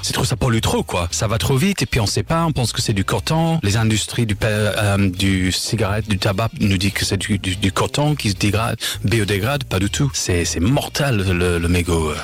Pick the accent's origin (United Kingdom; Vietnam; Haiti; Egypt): United Kingdom; Leeds, Yorkshire and the Humber; French is a second language; moved away as an adult; also born or lived in Lille / Paris; now in Marseille, France; je suis anglais, je suis né à Leeds en Angleterre